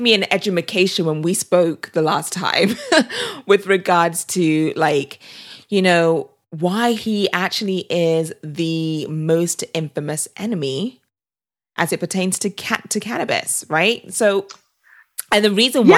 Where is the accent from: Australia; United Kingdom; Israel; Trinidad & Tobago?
United Kingdom; also born or lived in California; now in Austin, United States; I'm British